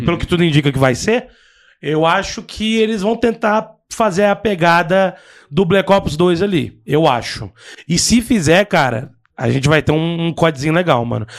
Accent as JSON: {"language": "Portuguese", "region": "Goiás", "country": "Brazil", "said": "eu sou de Goiás"}